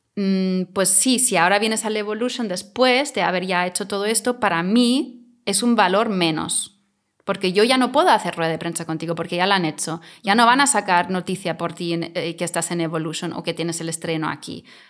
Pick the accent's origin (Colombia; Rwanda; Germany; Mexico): Germany; Spanish is a second language; now in Mallorca, Spain; soy alemana